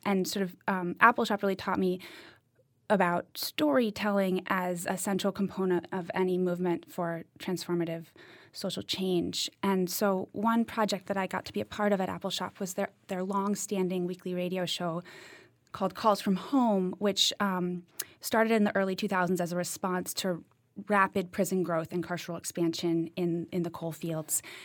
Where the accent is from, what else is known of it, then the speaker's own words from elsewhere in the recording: Cambridge, Massachusetts, United States; moved away as an adult; also born or lived in Eastern Kentucky; I grew up in Cambridge, Massachusetts